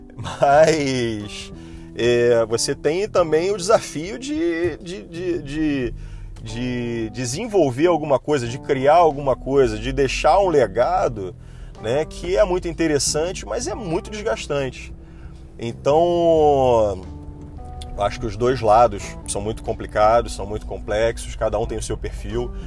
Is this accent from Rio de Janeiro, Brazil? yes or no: yes; Niterói, Rio de Janeiro, Brazil; Eu fazia consultório em Niterói, que eu sou de Niterói e queria manter a minha portinha aberta aqui